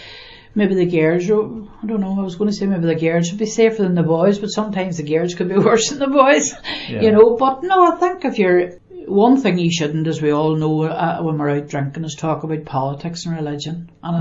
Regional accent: Northern Ireland, United Kingdom; I grew up in the Far Road, which would be now supposed classified as the bog.

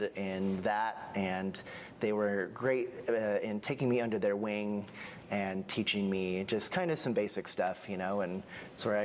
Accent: McMinnville, Oregon, United States; also born or lived in Dayton, Oregon / Eugene, Oregon / Newberg, Oregon; Growing up in McMinnville and Dayton, I was constantly surrounded by the industry

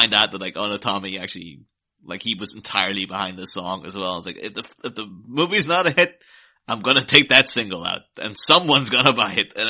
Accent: Ireland; I grew up in Ireland, so, like, right next to the UK

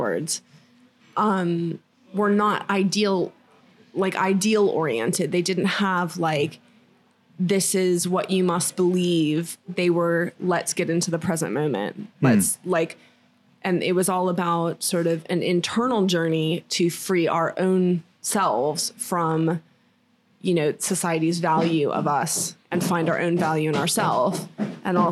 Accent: Florida, United States; moved away; in Florida, where I grew up, it was a very small town when I was growing up

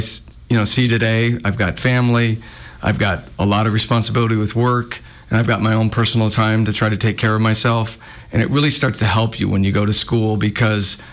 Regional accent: Missoula, Montana, United States; I've been in Missoula

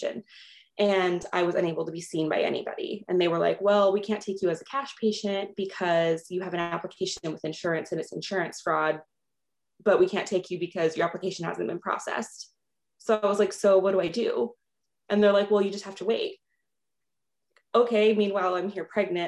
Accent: Los Angeles, California, United States; moved away as an adult; now in Minnesota, United States; I originally was born and raised in Los Angeles, California, and just moved to Minnesota during the pandemic

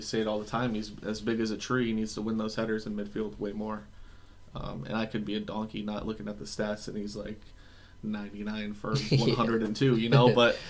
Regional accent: United States; But I'm just an American dude.

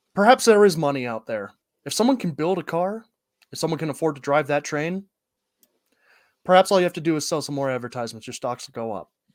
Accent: Northwest Ohio, United States; I grew up in Northwest Ohio, the Rust Belt

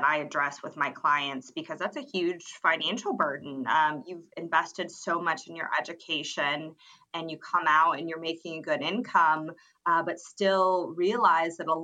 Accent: Georgia, United States; moved away as an adult; I'm originally from Georgia, the Peach State

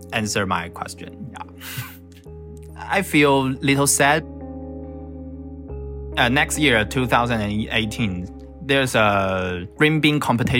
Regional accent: Taiwan; I'm from Taiwan

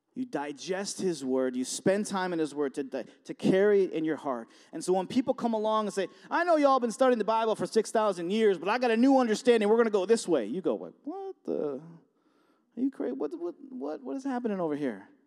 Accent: Buffalo, New York, United States; moved away as an adult; now in Warsaw, United States; I'm from Buffalo, and, um, I live in Warsaw now, and, um, about forty minutes away

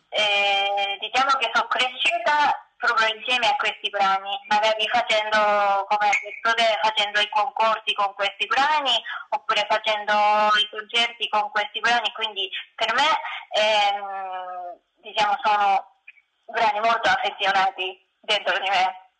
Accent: Japan; Italian is a second language; moved away as an adult; also born or lived in Tokyo, Japan; now in Italy

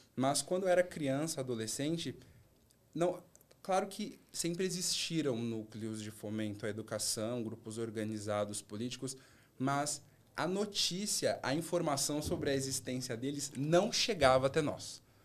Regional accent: São Paulo, Brazil; moved away as an adult; also born or lived in Rio de Janeiro / Salvador; Minha adolescência e minha infância foram estudando ali no Grajaú

